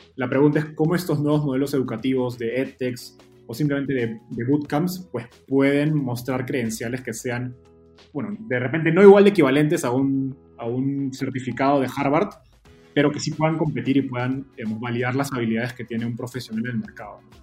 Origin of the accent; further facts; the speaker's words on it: Peru; yo soy peruano